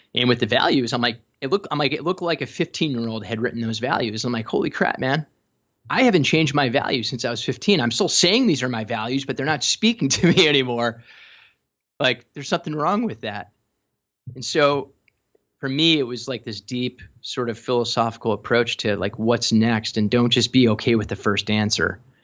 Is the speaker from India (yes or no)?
no; Chicago, Illinois, United States; growing up in Chicago